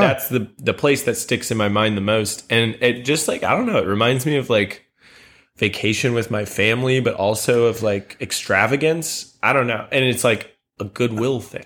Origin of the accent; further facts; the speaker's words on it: St. Charles, Missouri, United States; I grew up in Saint Charles, which is right outside of Saint Louis